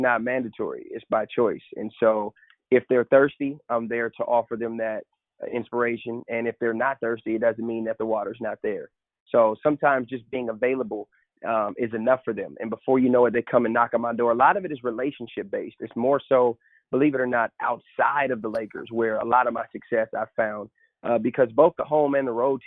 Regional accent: Seattle, Washington, United States; moved away as an adult; also born or lived in New York; born and raised in Seattle, Washington

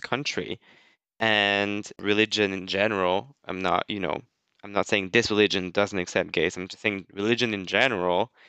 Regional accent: France; moved away as an adult; also born or lived in United States; I moved back to France and uh, I moved back to my mom's house

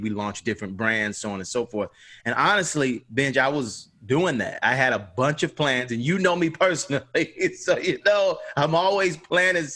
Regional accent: Atlanta, Georgia, United States; born and raised on Auburn Avenue, civil rights kind of birthplace, right across the street from the Martin Luther King Jr. Center

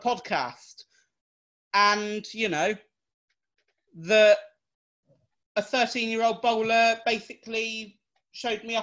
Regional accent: England, United Kingdom; we are English

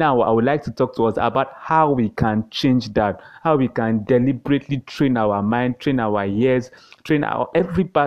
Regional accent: Nigeria

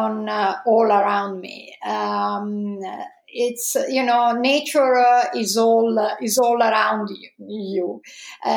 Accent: Italy; accent: Italian; English is a second language; moved away as an adult; also born or lived in Padua, Italy / Los Angeles, United States; As you can probably guess from my accent, I'm Italian.

